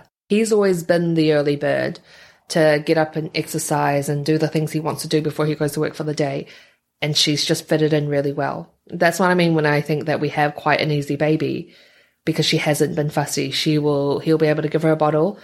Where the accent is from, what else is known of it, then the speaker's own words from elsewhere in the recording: New Zealand; also born or lived in Taiwan; I grew up in New Zealand